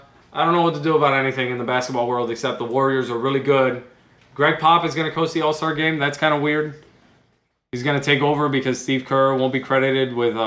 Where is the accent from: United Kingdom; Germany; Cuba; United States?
Cuba; moved away; I was born in Cuba.